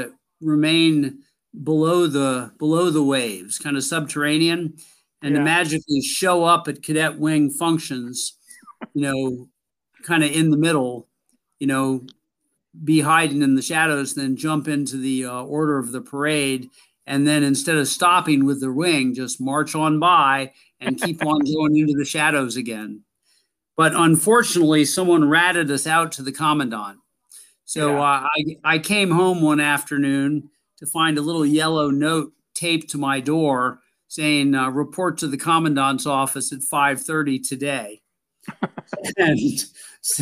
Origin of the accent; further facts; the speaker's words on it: Maryland, United States; I grew up in Maryland